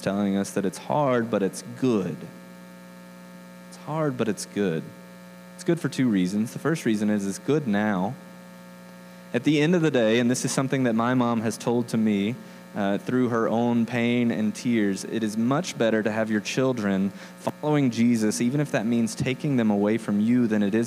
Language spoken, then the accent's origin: English; the South, United States; moved away as an adult; now in Denver, United States; I'm from the South